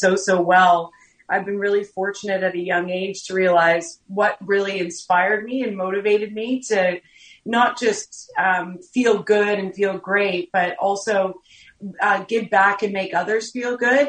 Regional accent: Canada; moved away as an adult; now in Australia; I am a Canadian. I moved out here to play professional basketball, ended up staying

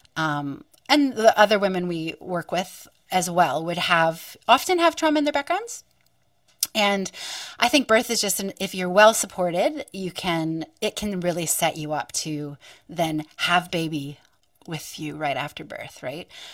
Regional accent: western Pennsylvania, United States; now in Wollongong, Australia; I grew up on Turtle Island and in western Pennsylvania

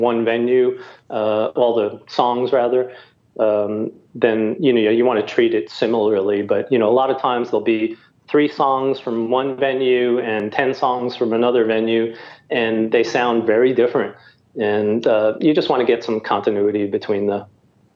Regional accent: New York City, New York, United States; I grew up in New York City

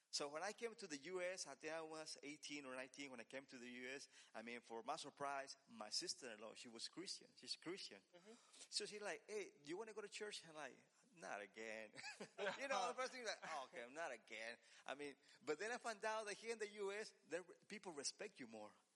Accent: Mexico; moved away; since I'm from Mexico, I used to uh, my, the church was in Mexico was in the same in the same uh, land that we have our house

